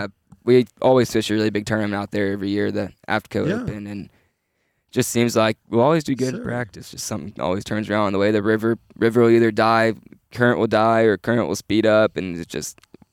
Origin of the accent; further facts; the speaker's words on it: Houston, Texas, United States; moved away as an adult; now in Arkansas, United States; I grew up live in Houston, so only 2.5 hours from Rayburn.